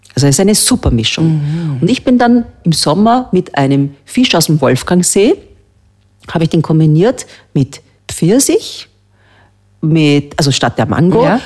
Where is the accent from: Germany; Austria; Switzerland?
Austria; bei uns in Österreich